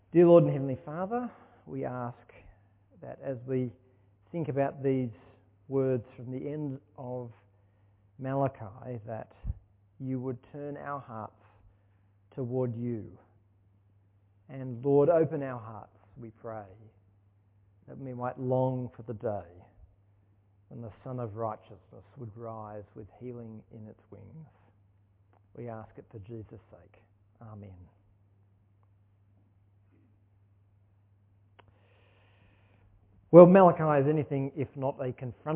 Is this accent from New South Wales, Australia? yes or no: yes; Sydney, New South Wales, Australia; moved away as an adult; also born or lived in Ulverstone, Tasmania; now in Launceston, Australia; I grew up in Sydney